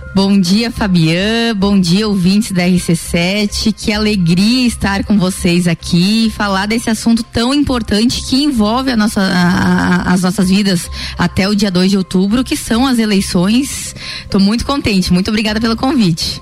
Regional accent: Lages, Santa Catarina, Brazil; eu sou nascida em Lages

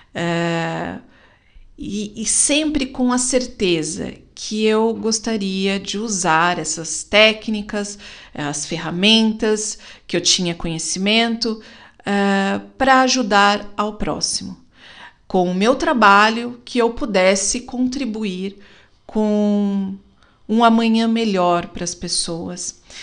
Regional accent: Brazil; como uma boa brasileira

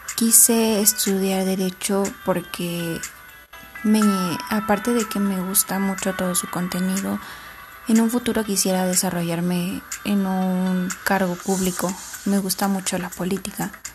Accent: Atlacomulco, State of Mexico, Mexico; Soy nacida en Atlacomulco. Actualmente vivo en una comunidad que se llama San Pedro del Rosal, perteneciente al mismo municipio.

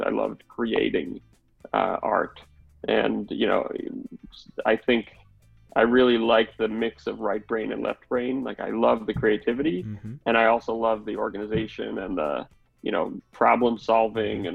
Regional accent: New York City, New York, United States; I grew up in Manhattan

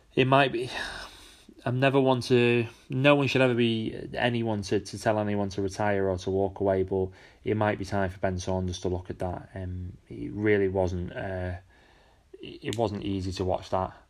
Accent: United Kingdom; as a Brit

